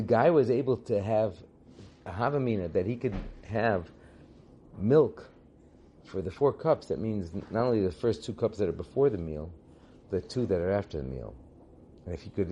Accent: California, United States; I grew up in California

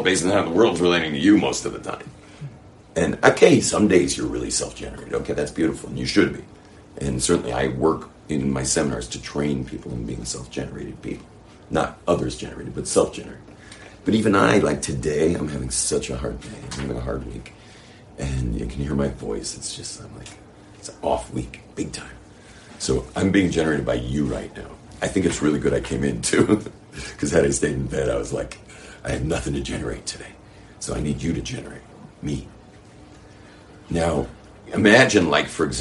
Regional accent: Los Angeles, California, United States; moved away; I grew up in West LA.

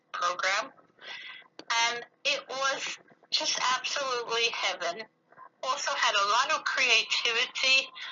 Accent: Long Island, New York, United States; moved away as an adult; now in Jerusalem, Israel; my early life was mostly on Long Island in a very affluent suburban area

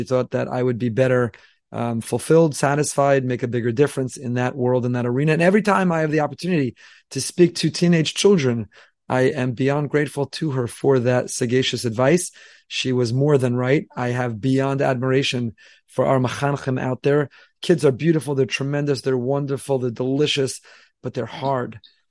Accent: Teaneck, New Jersey, United States; I grew up in Teaneck, New Jersey, and I went to Yavin Academy. I went to Frisch.

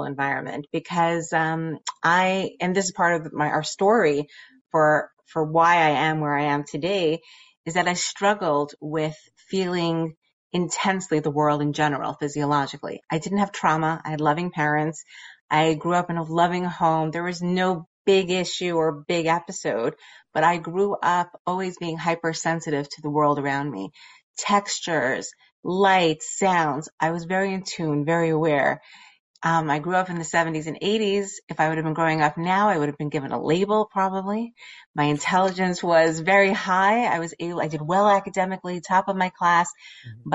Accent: New York City, New York, United States; growing up in Borough Park

